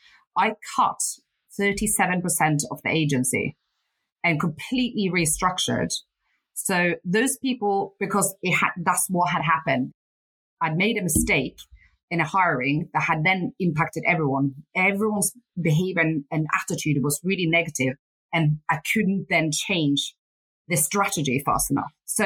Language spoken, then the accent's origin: English; Northern Norway, Norway; born there; So I was born in Northern Norway, and my mum was alcoholic and my dad was a fisherman.